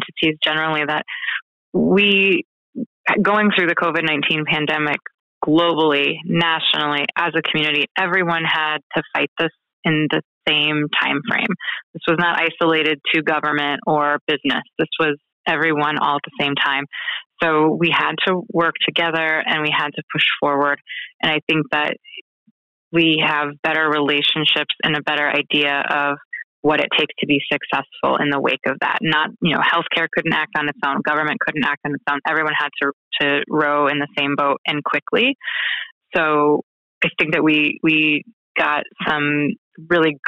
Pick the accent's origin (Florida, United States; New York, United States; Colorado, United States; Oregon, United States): Oregon, United States; moved away as an adult; also born or lived in Washington, D.C. / Japan; now in Scranton, United States; I'm from Oregon. I moved out to the East Coast, to Washington, D.C. in 2005.